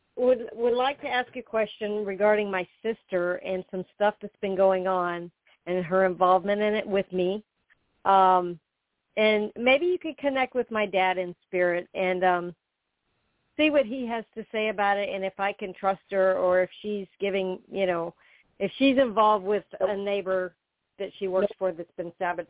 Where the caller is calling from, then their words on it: Florida, United States; I'm calling from Florida.